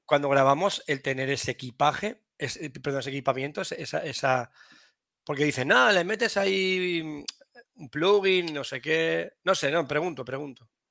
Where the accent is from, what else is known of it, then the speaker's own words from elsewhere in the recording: Toledo, Castilla-La Mancha, Spain; yo soy, toledano.